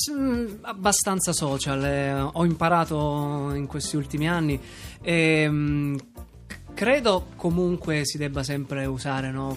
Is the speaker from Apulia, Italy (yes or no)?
yes; Taranto, Apulia, Italy; E ho detto di, di Taranto.